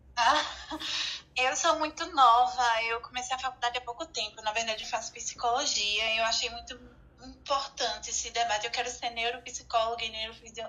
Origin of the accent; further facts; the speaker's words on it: Recife, Pernambuco, Brazil; aqui na minha cidade de Recife, Pernambuco